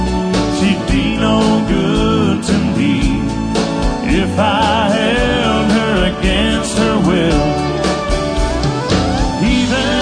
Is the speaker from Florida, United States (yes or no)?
no; Roscommon, Michigan, United States; moved away; Roscommon, Michigan is my hometown